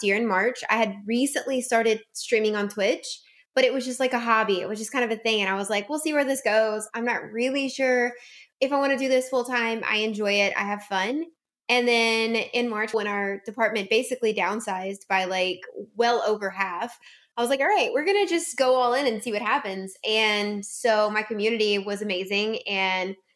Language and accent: English; South Louisiana, United States; I'm from South Louisiana